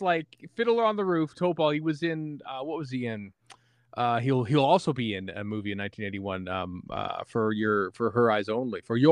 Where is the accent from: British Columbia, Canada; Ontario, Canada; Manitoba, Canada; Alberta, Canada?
Alberta, Canada; Edmonton; I'm from Edmonton, Alberta